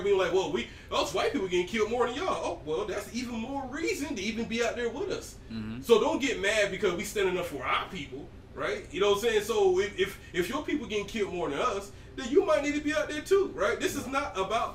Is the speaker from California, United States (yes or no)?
no; Georgia, United States; I'm from Georgia